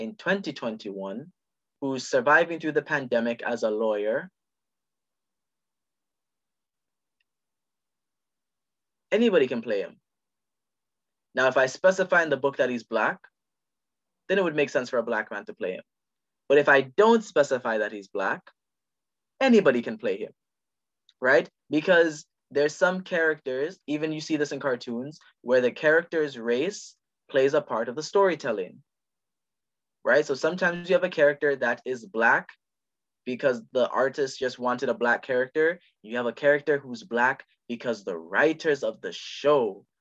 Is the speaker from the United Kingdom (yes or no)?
no; Jamaica; I'm Jamaican.